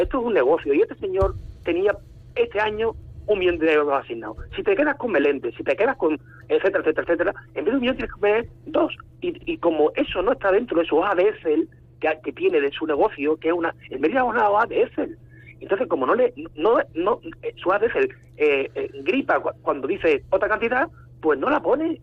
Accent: Mérida, Extremadura, Spain; con mis futbolistas de mi tierra, de mi ciudad

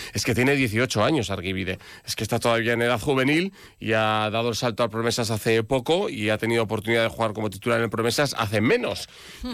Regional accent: Navarre, Spain; debutar con el equipo de mi tierra

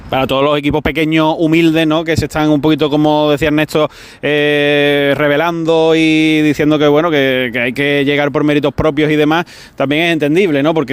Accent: Córdoba, Andalusia, Spain; Ah, pues hoy viniendo de camino, que somos de Córdoba, estábamos hablándolo

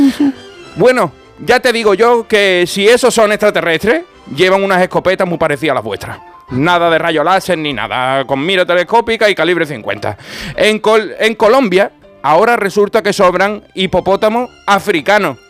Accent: Andalusia, Spain; soy andaluz

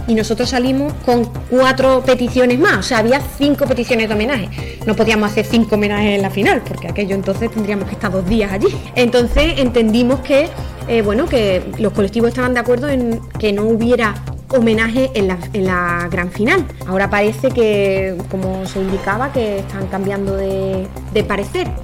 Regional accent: Cádiz province, Andalusia, Spain; somos los gaditanos y las gaditanas

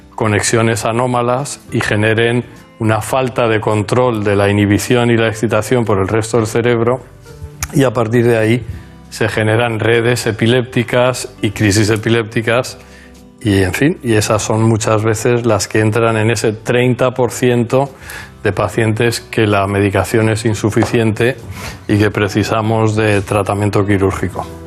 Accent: Newport News, Virginia, United States; also born or lived in Minnesota / Chicago / Minneapolis; now in Spain; Nací en Newport News, Virginia.

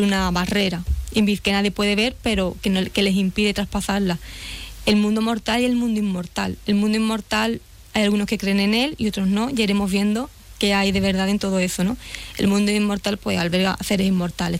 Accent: Nueva Jarilla, Andalusia, Spain; yo soy de Nueva Jarilla

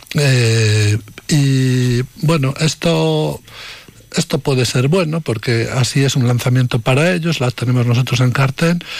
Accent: Medina de Rioseco, Castile and León, Spain; de mi pueblo, de Medina de Río Seco y alrededores

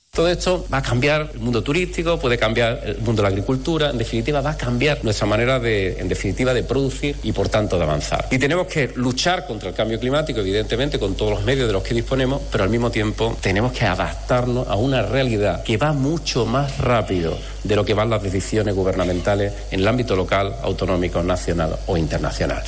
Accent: Mexico; moved away as an adult; now in Spain; Yo soy mexicano, eh, emigré a España

